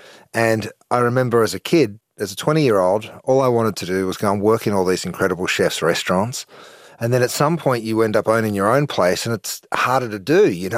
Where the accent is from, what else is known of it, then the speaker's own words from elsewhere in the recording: Australia; moved away; we're 14 hours from the West Coast in the US